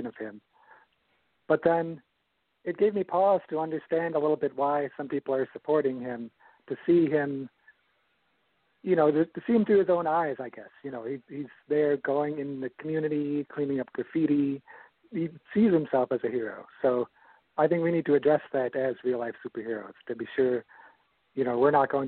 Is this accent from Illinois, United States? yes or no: yes; Chicago, Illinois, United States; moved away; I grew up in the Chicago area and I moved to Southern Illinois